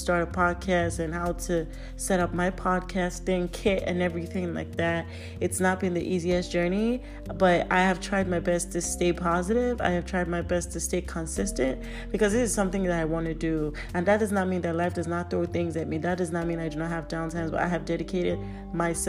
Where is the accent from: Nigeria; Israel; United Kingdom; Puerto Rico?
Nigeria; I'm Nigerian